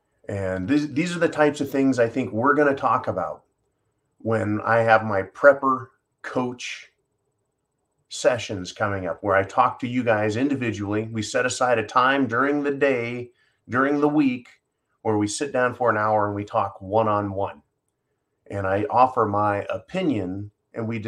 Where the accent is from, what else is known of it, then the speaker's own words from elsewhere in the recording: United States; as an American young man